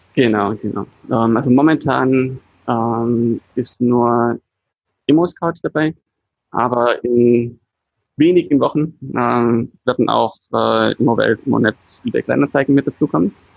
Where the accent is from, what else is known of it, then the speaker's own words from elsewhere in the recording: Swabia, Baden-Württemberg, Germany; als Schwabe